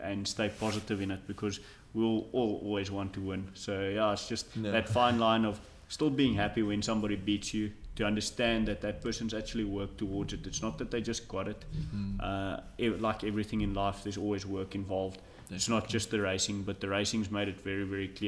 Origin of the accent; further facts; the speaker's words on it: South Africa; as a South African